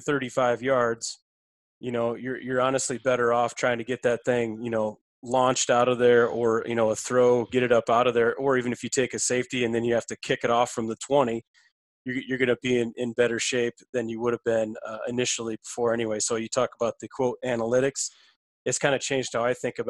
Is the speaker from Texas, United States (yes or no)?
no; South Dakota, United States; moved away; also born or lived in Nebraska; another fellow South Dakotan. That's, you know, where I'm from originally.